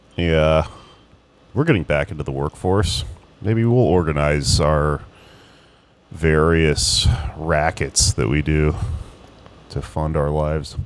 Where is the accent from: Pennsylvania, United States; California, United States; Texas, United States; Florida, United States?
Texas, United States; now in New York City, United States; my home state of Texas